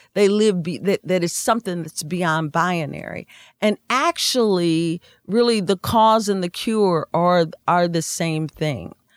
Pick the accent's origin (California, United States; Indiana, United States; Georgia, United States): Indiana, United States; we're from Indiana